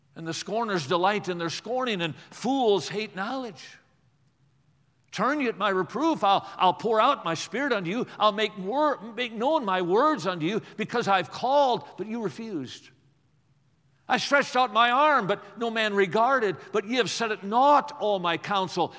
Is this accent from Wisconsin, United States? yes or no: yes; Watertown, Wisconsin, United States; I grew up in Watertown, Wisconsin